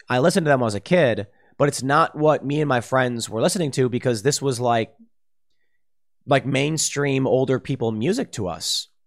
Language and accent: English; Chicago, Illinois, United States; me growing up in Chicago